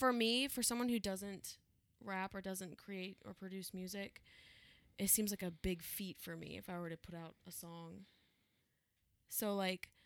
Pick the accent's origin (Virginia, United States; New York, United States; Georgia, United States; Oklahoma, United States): Virginia, United States; moved away; I was born and raised in Virginia